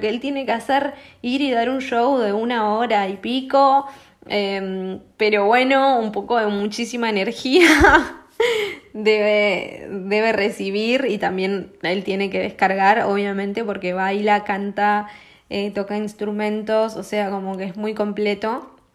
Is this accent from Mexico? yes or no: no; Argentina; los argentinos en ese sentido somos